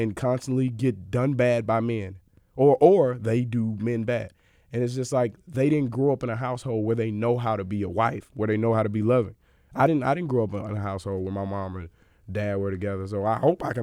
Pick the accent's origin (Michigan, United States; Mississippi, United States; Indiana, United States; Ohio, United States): Mississippi, United States; I'm from Mississippi